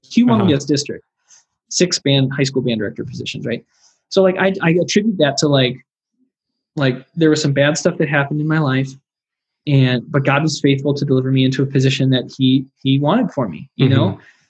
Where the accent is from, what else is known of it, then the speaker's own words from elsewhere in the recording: Wisconsin, United States; now in Iowa, United States; Like, I came from Wisconsin. I live in Iowa.